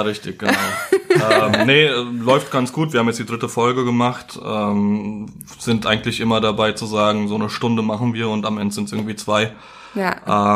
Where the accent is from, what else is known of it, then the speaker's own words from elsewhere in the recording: Gernsheim, Hesse, Germany; Ich komme aus Gernsheim. Das ist äh, in der Nähe von Darmstadt